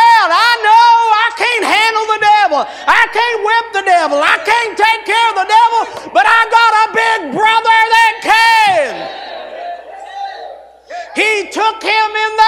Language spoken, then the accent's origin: English; West Virginia, United States; where I was raised there in West Virginia